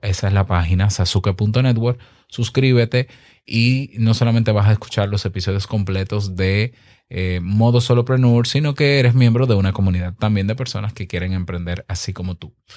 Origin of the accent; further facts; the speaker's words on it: Dominican Republic; mi país, República Dominicana